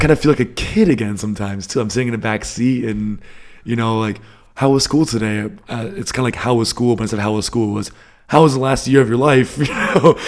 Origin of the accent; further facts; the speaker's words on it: Northeast, United States; moved away as an adult; now in Germany; I grew up in the Northeast, so, uh, A lot of bagels, a lot of seafood